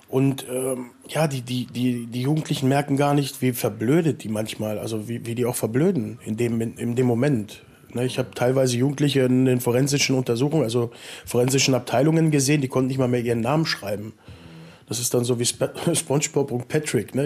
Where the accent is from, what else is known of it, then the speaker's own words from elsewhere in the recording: Salzgitter, Lower Saxony, Germany; Ja, hier Salzgitter-Umgebung, also aus so einem kleinen Kuhkaff.